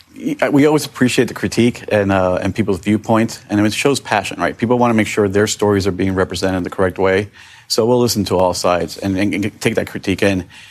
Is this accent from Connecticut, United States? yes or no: no; Miami, Florida, United States; I'm from South Florida, I'm from Miami